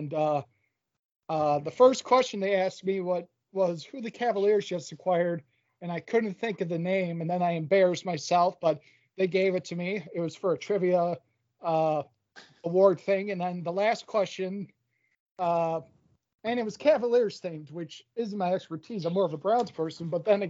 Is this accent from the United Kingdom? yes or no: no; Achill, Connacht, Ireland; born there; Little background, I was born in Achill, Mayo, Republic of Ireland, and … is Americanized.